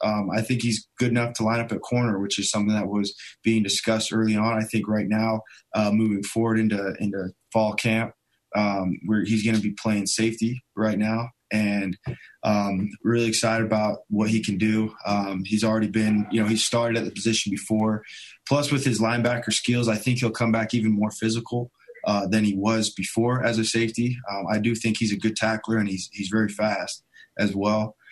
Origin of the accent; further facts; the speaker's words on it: Pleasant Grove, Utah, United States; I grew up primarily in Pleasant Grove, Utah